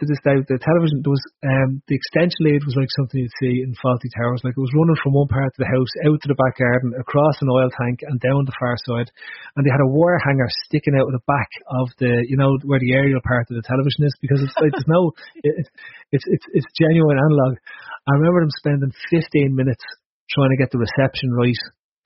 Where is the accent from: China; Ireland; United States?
Ireland; as an Irish kid